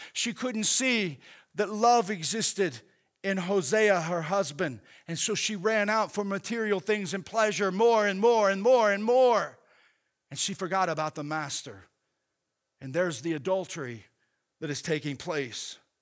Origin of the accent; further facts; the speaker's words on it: Oklahoma, United States; growing up in Oklahoma